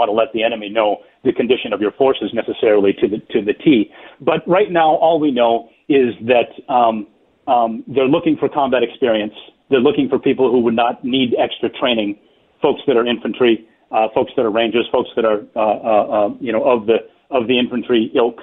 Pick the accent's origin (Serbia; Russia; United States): United States